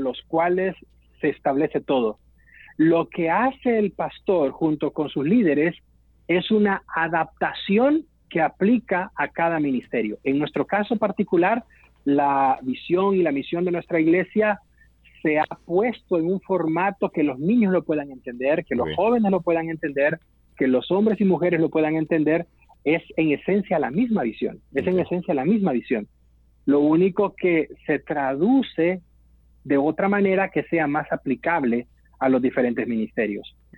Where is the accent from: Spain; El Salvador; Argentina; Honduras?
El Salvador; nuestro país, del modelo del Salvador, para mencionar un ejemplo. Hubo una iglesia que creció mucho en mi país